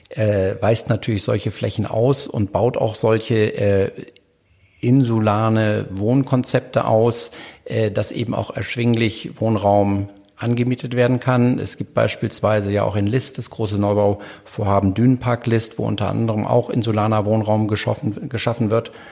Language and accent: German; Hamburg, Germany; ich könnte das jetzt als Hamburger dann so ein Objekt nicht kaufen.